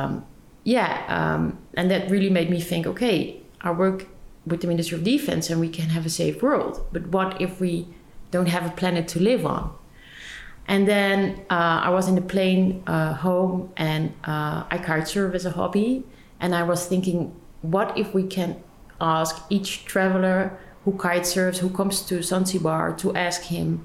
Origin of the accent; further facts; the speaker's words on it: Amsterdam, North Holland, Netherlands; also born or lived in Leiden; I born and raised in Amsterdam